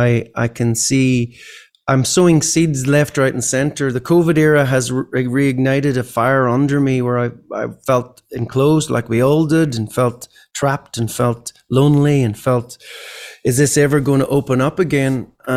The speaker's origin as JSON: {"language": "English", "country": "Ireland", "tie": "born or raised there", "said": "these type of sort of thought processes growing up in Ireland, weren't in my head or weren't in my education. I left school at 16 and haven't stopped gigging since."}